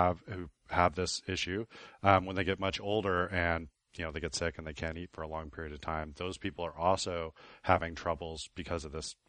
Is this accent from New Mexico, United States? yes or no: yes; Shiprock, New Mexico, United States; born there; I was born on the Navajo Reservation in Shiprock.